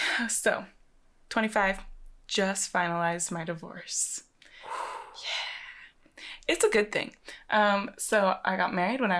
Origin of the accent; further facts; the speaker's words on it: Austin, Texas, United States; I am 25. We are from Austin, Texas.